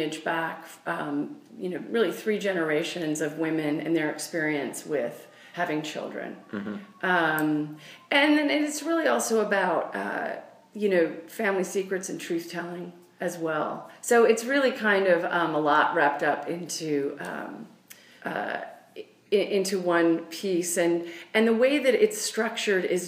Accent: Washington, United States; where I grew up, which is in Washington State

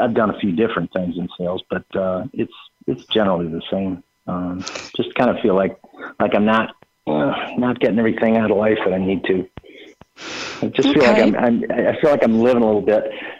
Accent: Chicago, Illinois, United States; now in Raleigh, United States; I am from Raleigh. {S4} No, okay. {S8} I was from Chicago originally.

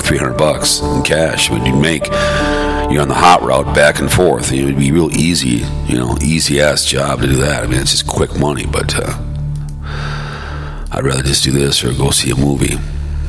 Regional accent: Hopkins, Minnesota, United States; growing up in Hopkins, and everyone had a job.

